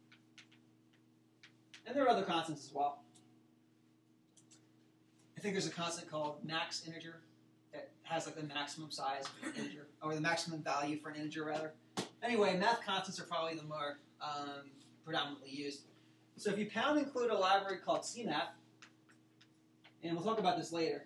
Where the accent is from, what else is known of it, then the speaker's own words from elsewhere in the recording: New Jersey, United States; now in Ohio, United States; I'm from New Jersey